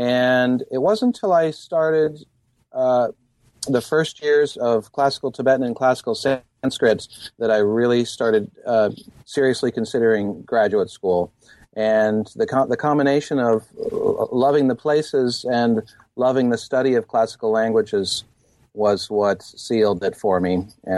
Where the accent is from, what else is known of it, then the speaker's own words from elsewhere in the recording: California, United States; I grew up in Marin County, California, and Eastern religions were a part of my life there.